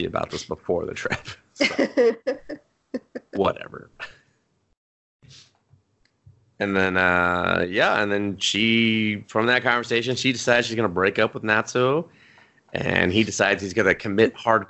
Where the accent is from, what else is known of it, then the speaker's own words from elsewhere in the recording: United States; I'm American